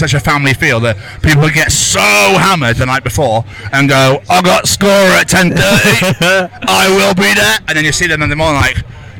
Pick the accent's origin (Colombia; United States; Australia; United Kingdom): United Kingdom; Cheltenham, South West England; moved away